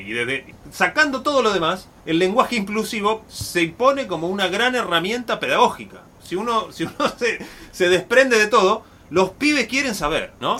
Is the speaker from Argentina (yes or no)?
yes; Río Negro, Argentina; Yo soy de Río Negro, la provincia de Río Negro. En Río Negro cantábamos el himno de Río Negro